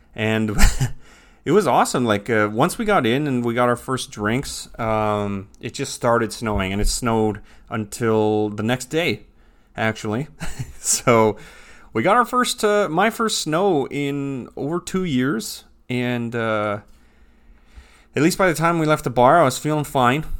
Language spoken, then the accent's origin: English; Canada; moved away; I'm raised, born and raised in Canada, lived Canada most of my life